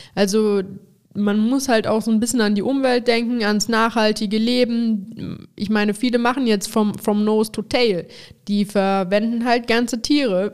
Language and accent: German; Overath, North Rhine-Westphalia, Germany; Overath, was, sag ich mal, meine Heimat ist